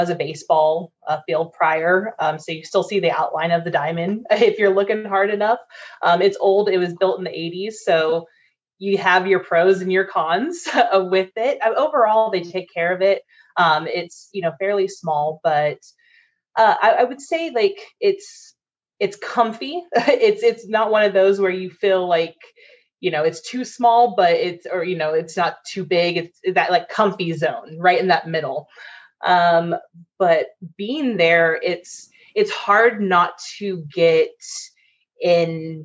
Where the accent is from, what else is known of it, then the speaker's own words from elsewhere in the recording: Sacramento, California, United States; now in Las Vegas, United States; It's my hometown